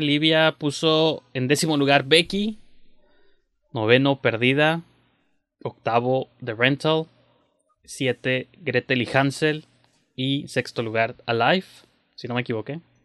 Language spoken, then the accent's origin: Spanish; Mexico; uno como mexicano